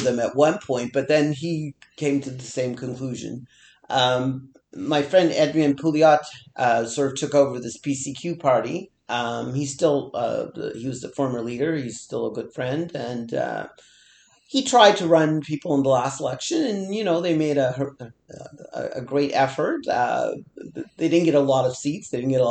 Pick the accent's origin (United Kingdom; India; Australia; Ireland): India; now in Canada; I'm from India. I'm an immigrant.